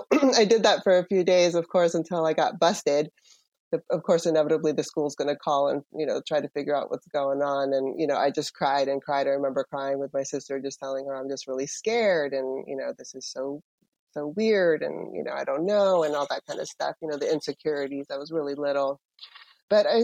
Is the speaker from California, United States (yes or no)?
yes; San Francisco, California, United States; also born or lived in Panama; my family immigrated here when I was 7 to San Francisco.